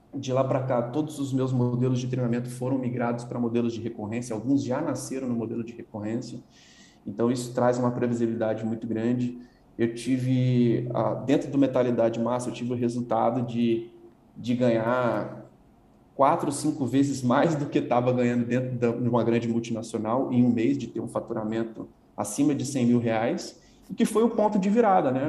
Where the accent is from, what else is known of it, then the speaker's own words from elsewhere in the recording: Vila Velha, Espírito Santo, Brazil; moved away as an adult; also born or lived in Guarapari; now in São Paulo, Brazil; eu sou natural do, de, de Guarapari, né? nasci numa cidade praiana no Espírito Santo, morei minha vida toda na Grande Vitória, ali Vila Velha